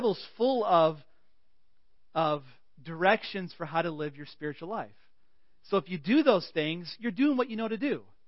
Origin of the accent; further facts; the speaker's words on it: United States; We're American